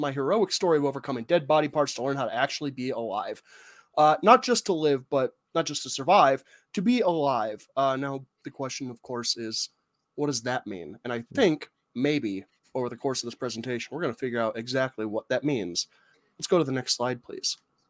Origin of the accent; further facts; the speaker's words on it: Tucson, Arizona, United States; I grew up in Tucson, Arizona, where the temperature would regularly reach 125 degrees just in the open air.